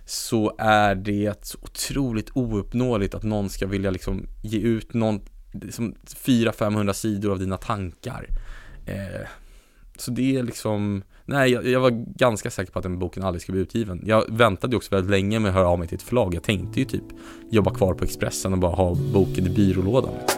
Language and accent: Swedish; Sweden; jag är så extremt rotad i Sverige